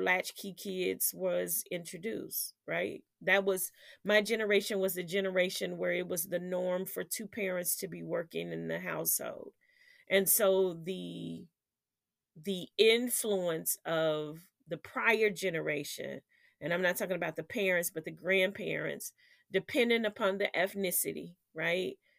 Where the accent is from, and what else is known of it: United States